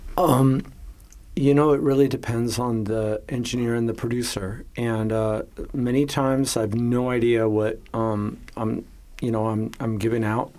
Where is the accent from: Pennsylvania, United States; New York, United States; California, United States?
California, United States; Los Angeles; now in Vienna, Austria; I was born and raised in Los Angeles, California